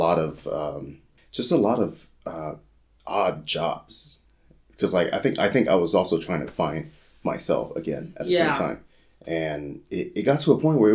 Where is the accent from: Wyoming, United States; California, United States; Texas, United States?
California, United States; San Jose; moved away as an adult; So I grew up in the Bay Area. So I grew up in San Jose, California